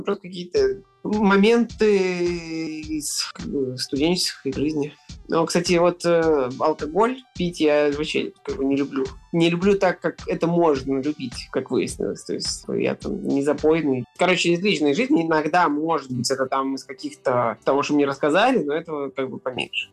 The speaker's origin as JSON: {"language": "Russian", "region": "Saint Petersburg", "country": "Russia", "said": "Я артист, музыкант из Петербурга"}